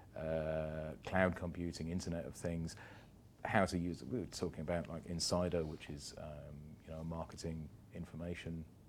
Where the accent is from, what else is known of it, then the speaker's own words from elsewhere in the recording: United Kingdom; now in Dubai, United Arab Emirates; I'm a Brit.